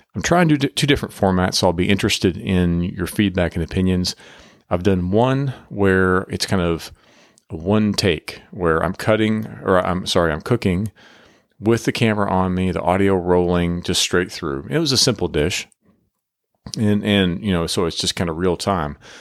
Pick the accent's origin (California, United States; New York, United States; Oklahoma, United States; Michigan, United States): Oklahoma, United States; now in Texas, United States; we both come from Oklahoma, we're living in Texas now, but we come from Oklahoma, kinda agricultural and country backgrounds